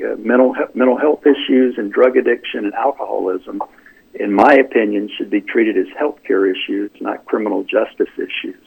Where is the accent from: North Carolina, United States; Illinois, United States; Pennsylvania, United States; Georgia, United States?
North Carolina, United States; when I grew up in North Carolina, we had good schools, and I'm a proud uh, product of the North Carolina public education system